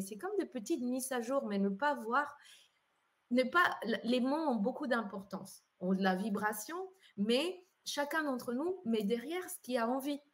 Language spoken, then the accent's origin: French; Colombia; moved away as an adult; now in Geneva, Switzerland; je suis née en Colombie, donc j'ai vécu 18 ans en Colombie, arrivée en Suisse à l'âge des 18 ans